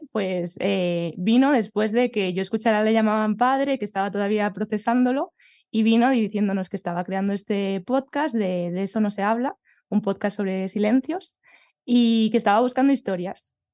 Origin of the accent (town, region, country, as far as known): Collado Villalba, Community of Madrid, Spain